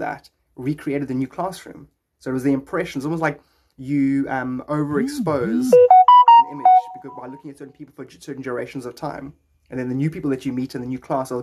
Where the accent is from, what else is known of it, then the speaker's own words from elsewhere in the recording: Cape Town, Western Cape, South Africa; I'm from Cape Town, just like Dylan